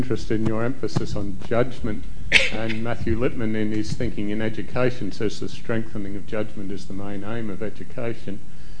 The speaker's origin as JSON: {"language": "English", "country": "Australia", "accent": "Australian", "moved": "yes", "said": "I'm from Australia, as you might gather from the accent"}